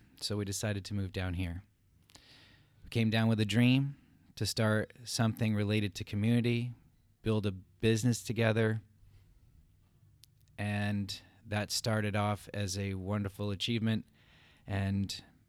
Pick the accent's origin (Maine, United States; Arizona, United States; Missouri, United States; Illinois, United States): Maine, United States; moved away as an adult; also born or lived in Hartford, Connecticut / Europe; now in Somerville; I was born in Hartford, Connecticut. My parents stayed there till I was five. Then they moved back to their home state of Maine, where they grew up. I graduated from the same high school as my grandfather, my father.